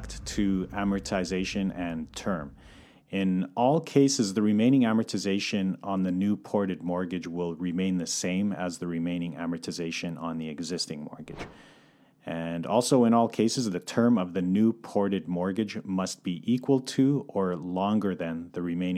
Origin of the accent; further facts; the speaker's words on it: Calgary, Alberta, Canada; moved away as an adult; now in Vancouver, Canada; I'm born and raised in Calgary, but relocated to Vancouver in 2011